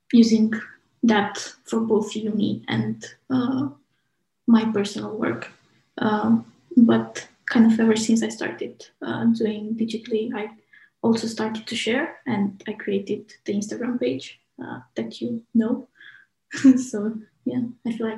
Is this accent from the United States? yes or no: no; Romania; moved away as an adult; also born or lived in United Kingdom; now in Manchester, United Kingdom; from Romania, but moved to UK about 5 years ago to study architecture